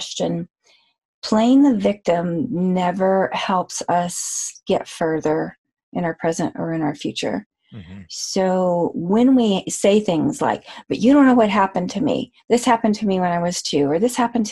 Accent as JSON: {"language": "English", "town": "Amarillo", "region": "Texas", "country": "United States", "tie": "born or raised there", "said": "I was born in Texas in Amarillo"}